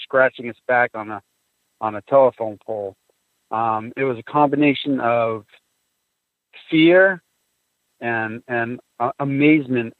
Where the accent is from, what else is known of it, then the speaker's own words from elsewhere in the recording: White Mountains, New Hampshire, United States; I grew up in White Mountains. Woods is my backyard